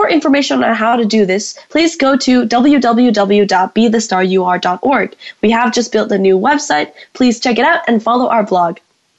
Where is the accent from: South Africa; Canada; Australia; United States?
Canada; British Columbia; moved away; I'm actually a Canadian citizen as well, except I'm on the British side, British Columbia.